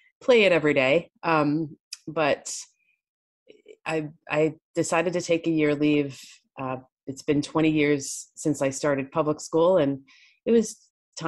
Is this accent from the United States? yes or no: yes; New York, United States; I grew up in New York